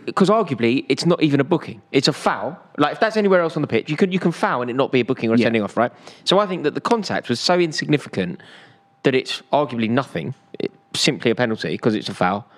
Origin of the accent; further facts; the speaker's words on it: London, United Kingdom; I'm from North London